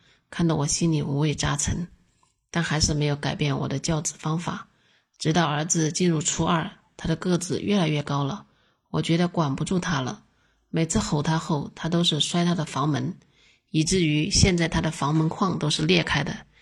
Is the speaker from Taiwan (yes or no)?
no; Zhongshan, Guangdong, China; 我来自广东中山，是一个二孩妈妈，儿子十四岁，女儿四岁